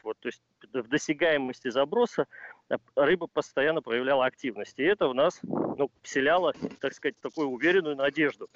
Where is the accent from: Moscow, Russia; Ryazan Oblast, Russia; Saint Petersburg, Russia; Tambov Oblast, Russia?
Ryazan Oblast, Russia; Ryazan; я родился и вырос в городе на Оке, в городе Рязани